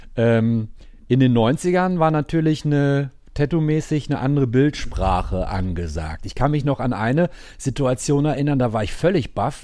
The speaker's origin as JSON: {"language": "German", "town": "Gelsenkirchen", "region": "North Rhine-Westphalia", "country": "Germany", "said": "ich komme ja aus Gelsenkirchen"}